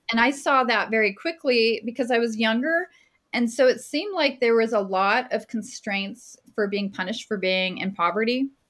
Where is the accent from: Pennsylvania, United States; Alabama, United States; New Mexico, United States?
New Mexico, United States; Las Cruces; I'm from Las Cruces, New Mexico